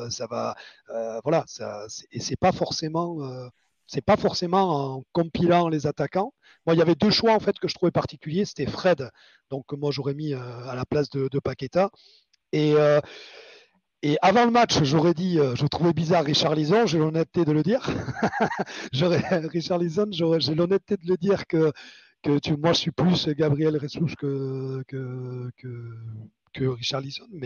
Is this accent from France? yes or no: no; Basque Country, Spain; je suis espagnol. Moi, je suis moitié, je suis un basque, hein, moitié espagnol, moitié français.